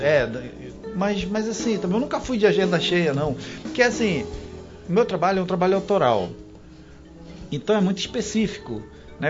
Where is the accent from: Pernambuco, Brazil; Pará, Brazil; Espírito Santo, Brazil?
Pará, Brazil; Terra Santa; also born or lived in Santarém; now in Manaus, Brazil; eu nasci em Santarém. Certo e fui registrado em Santarém, mas eu vivi em Terra Santa, né? Vivi minha infância inteira.